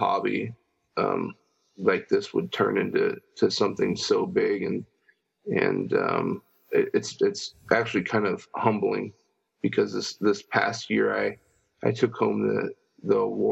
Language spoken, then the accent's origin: English; San Diego, California, United States; been born and raised in San Diego, California my whole life